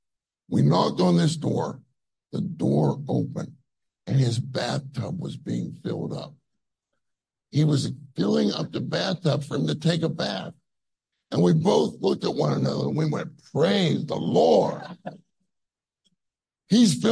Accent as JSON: {"language": "English", "country": "United States", "said": "I'm from America"}